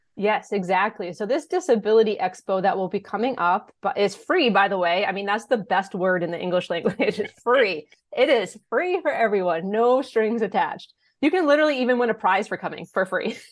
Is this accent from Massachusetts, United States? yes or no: yes; Blackstone, Massachusetts, United States; moved away as an adult; also born or lived in Westfield, Massachusetts; now in Franklin, United States; I grew up in Blackstone